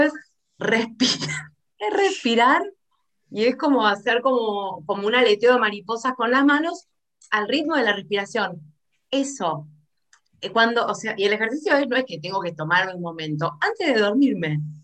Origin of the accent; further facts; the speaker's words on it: Argentina; argentinísima soy